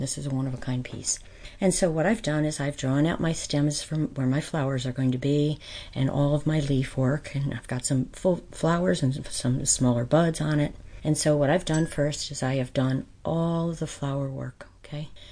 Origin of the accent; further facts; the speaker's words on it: White Mills, Pennsylvania, United States; I grew up in White Mills